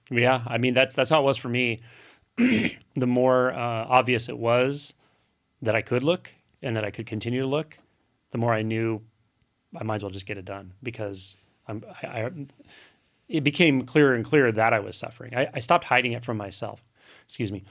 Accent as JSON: {"language": "English", "country": "United States", "tie": "born or raised there", "said": "I grew up here in the United States"}